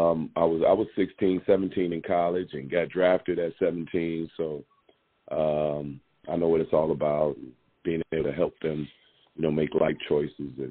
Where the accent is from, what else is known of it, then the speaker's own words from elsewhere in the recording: Iowa, United States; moved away as an adult; Growing up in Iowa, coming from Iowa, and going to the University of Iowa